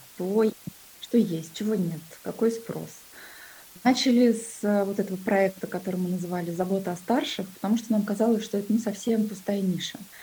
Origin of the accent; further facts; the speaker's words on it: Kuzbass, Kemerovo Oblast, Russia; moved away as an adult; now in Moscow, Russia; я сама родилась в Кузбассе, это такой был небольшой, шахтерский город, и, собственно, свою карьеру я начала на шахте